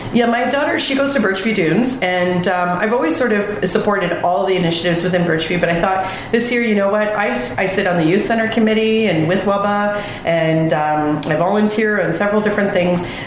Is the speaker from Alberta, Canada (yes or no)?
no; Mississauga, Ontario, Canada; moved away as an adult; also born or lived in Vancouver, British Columbia; now in Wasaga Beach, Canada; I grew up in Mississauga